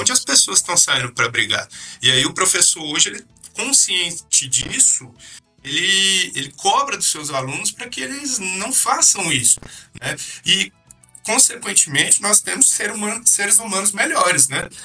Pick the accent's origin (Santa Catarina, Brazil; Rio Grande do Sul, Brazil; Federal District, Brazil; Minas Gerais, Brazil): Federal District, Brazil; Brasília; eu morava ali na, na 414 Sul, era uma quadra assim que tinha muita gente que, que vinha do Rio de Janeiro